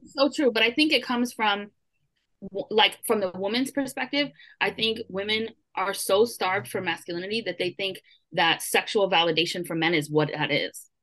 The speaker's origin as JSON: {"language": "English", "town": "Brooklyn", "region": "New York", "country": "United States", "said": "I'm from Brooklyn, and I'm Puerto Rican"}